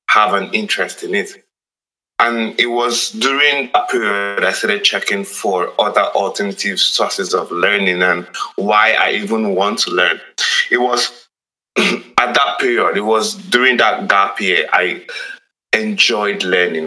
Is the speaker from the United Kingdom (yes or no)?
no; Nigeria; as a Nigerian